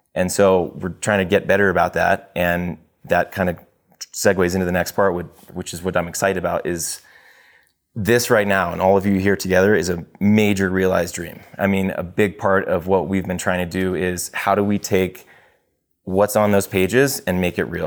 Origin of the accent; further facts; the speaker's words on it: Texas, United States; moved away as an adult; also born or lived in Los Angeles / Tanzania; I grew up in Texas for the most part